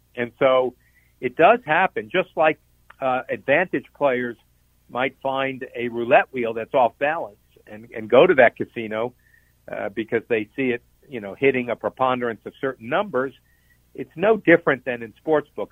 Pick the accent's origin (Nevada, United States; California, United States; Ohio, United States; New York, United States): Nevada, United States; I come from Nevada